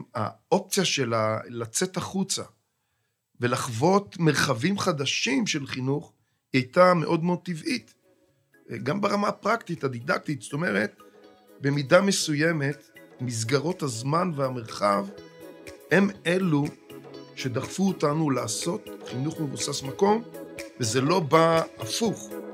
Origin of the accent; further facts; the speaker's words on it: Kidron, Central District, Israel; אני נולדתי במושב קדרון, ושם גדלתי והקמתי את משפחתי במושב